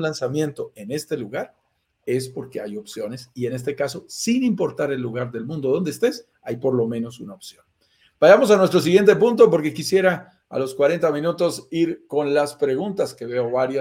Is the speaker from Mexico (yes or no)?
no; Colombia; somos colombianos